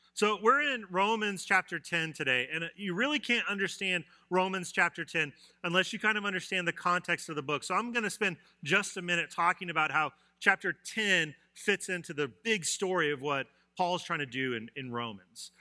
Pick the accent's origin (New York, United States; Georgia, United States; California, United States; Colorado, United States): Colorado, United States; moved away; I grew up in Colorado, and we had blizzards